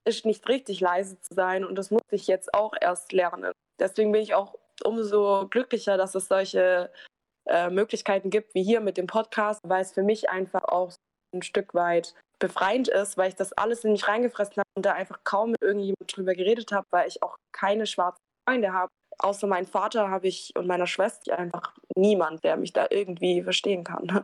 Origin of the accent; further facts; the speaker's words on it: Germany; first language German; ich bin ja auch in Deutschland geboren ich spreche auch keine andere Sprache